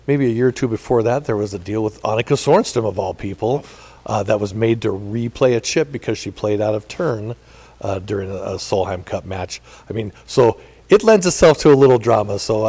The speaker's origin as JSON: {"language": "English", "country": "United States", "said": "as an American, it hurt."}